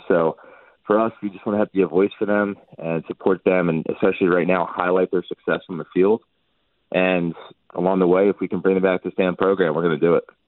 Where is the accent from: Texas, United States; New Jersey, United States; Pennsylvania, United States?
New Jersey, United States; I'm, I'm from Jersey